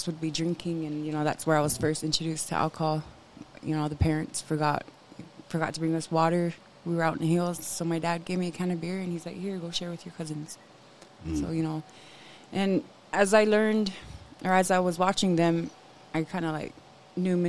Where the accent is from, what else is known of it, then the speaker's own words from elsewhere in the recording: Lame Deer, Montana, United States; I grew up on the Northern Cheyenne Reservation, north side of Lame Deer